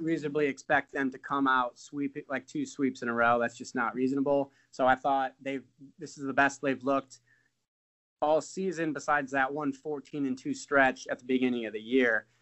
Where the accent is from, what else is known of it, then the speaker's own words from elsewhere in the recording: South Bend, Indiana, United States; I'm from South Bend, so it's kind of close to Chicago